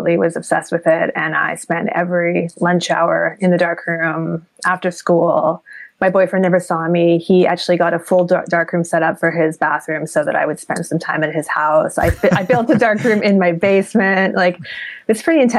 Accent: Victoria, British Columbia, Canada; moved away as an adult; also born or lived in Cormorant Island, British Columbia / Alert Bay, British Columbia / New York; now in Pennsylvania, United States; I was born on Cormoran Island, which is off the north coast of Vancouver Island in Alert Bay. And then I grew up mostly in Victoria.

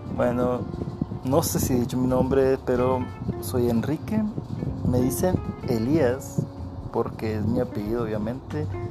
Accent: Coahuila, Mexico; soy de Coahuila, de México

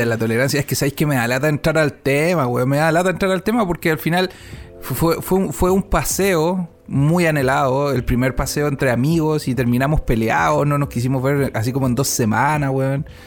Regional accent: Chile

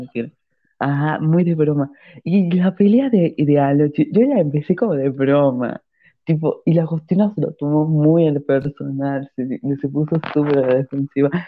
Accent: La Rioja, Argentina; yo y la Agustina somos de Argentina. Somos de una provincia pobre que es La Rioja

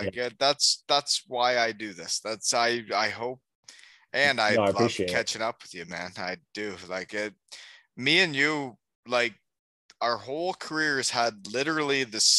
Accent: Elmira, Ontario, Canada; also born or lived in Georgetown, Canada; Like, I grew up in Elmira, and it's an hour and a half from there.

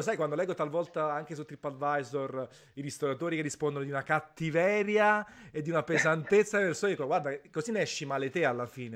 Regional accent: Naples, Campania, Italy; sono napoletano

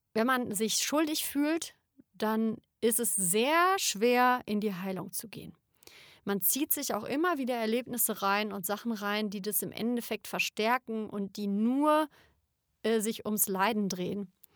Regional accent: Germany; ich bin Deutsche

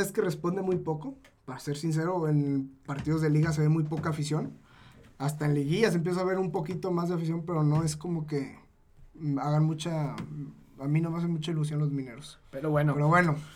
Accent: Zacatecas, Mexico; Yo que soy de Zacatecas

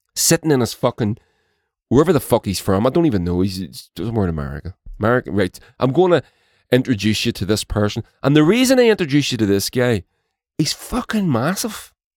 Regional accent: Northern Ireland, United Kingdom; My country has been divided by imperialism, and to this day, I live in the occupied six counties, as they as it's referred to by many

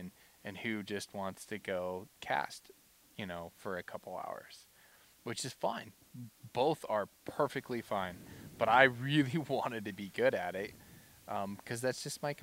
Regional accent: La Pine, Oregon, United States; I grew up in Lapine, Oregon

